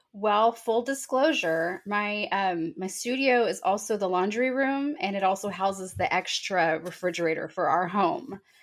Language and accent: English; Texas Hill Country, United States; moved away as an adult; now in Calallen, United States; moved to the Hill Country for, um, I guess, elementary school. And I grew up there for the most of my life and love being a Hill Country girl